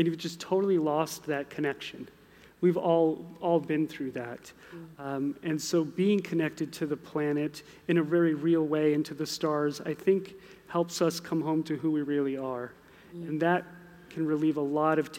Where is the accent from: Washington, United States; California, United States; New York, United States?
New York, United States; New York City; moved away; I grew up around New York City